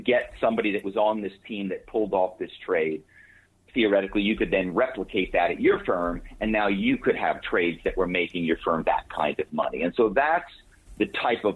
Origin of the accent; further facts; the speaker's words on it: Philadelphia, Pennsylvania, United States; moved away as an adult; also born or lived in New York / Malibu; I grew up on the East Coast in Philadelphia